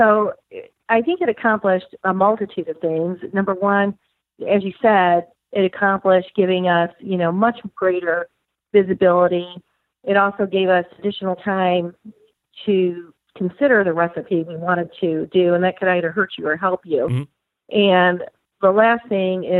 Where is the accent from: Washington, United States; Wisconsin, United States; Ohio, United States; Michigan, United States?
Michigan, United States; now in Tennessee, United States; My brother lives in Tennessee also, even though we grew up in Michigan